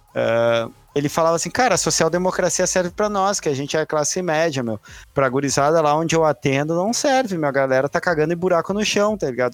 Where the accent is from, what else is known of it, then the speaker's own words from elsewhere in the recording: Rio Grande do Sul, Brazil; Já, já, já nasci branco, gaúcho, embora judeu